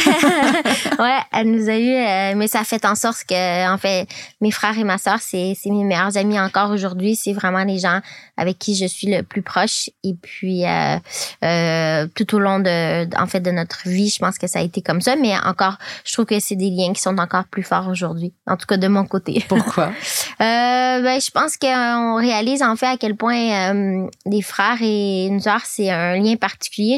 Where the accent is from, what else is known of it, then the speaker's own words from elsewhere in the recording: Quebec, Canada; moved away as an adult; also born or lived in California / Colorado / Montreal; now in France; quand j'ai grandi au Québec